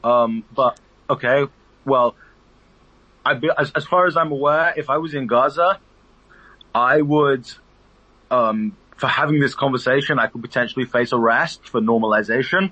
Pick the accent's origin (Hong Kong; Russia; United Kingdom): United Kingdom; I'm a British Palestinian my father was born in the West Bank